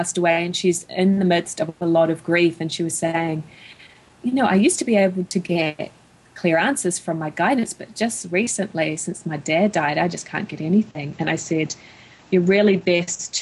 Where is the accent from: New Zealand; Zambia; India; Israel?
New Zealand; moved away as an adult; now in United States; my home country of New Zealand